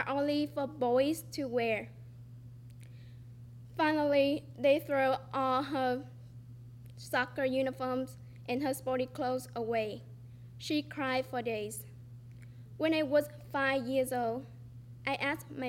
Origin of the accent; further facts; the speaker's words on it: Vietnam; English is a second language; now in United States; I was born in Vietnam, a developing country